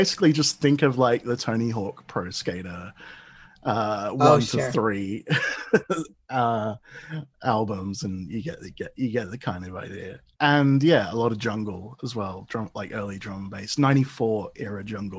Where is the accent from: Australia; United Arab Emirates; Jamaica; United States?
Australia; Davidson, New South Wales; also born or lived in London, United Kingdom; I was born in London, but I grew up in Australia, sort of the lower north shore of Sydney, a place called Davidson, which is Garigal country there for the traditional landowners. Yeah, so I kind of grew up in the middle of a national park.